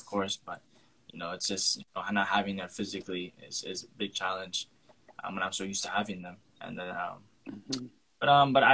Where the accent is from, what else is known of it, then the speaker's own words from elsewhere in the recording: Port St. Lucie, Florida, United States; I grew up here. Both my parents are from Trinidad and Tobago. So I grew up in America